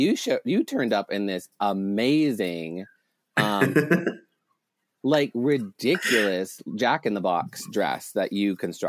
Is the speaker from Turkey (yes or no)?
no; Canada; the joke is just so obvious to constantly point out the fact that I'm Canadian.